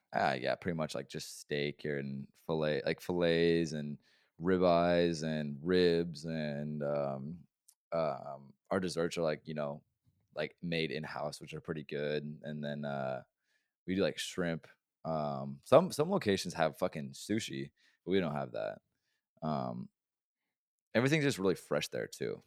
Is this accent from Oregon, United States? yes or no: yes; Oregon, United States; moved away; I'm from Oregon